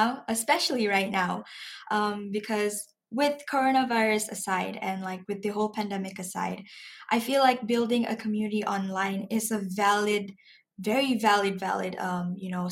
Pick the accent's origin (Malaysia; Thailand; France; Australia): Malaysia; I'm a Malaysian myself